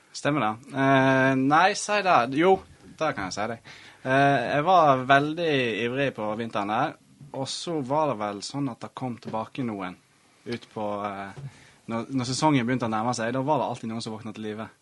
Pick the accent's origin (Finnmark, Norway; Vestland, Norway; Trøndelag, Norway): Vestland, Norway; Voss; moved away; Jeg er jo fra Voss og eh, spilte på Voss så lenge jeg ja, var ungdom